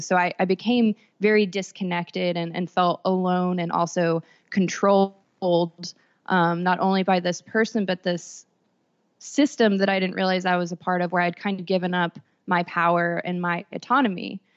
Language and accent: English; Texas, United States; I grew up in Texas